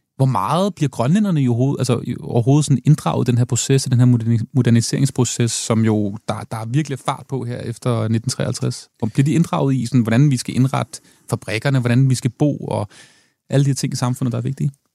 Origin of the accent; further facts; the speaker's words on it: Denmark; jeg som dansker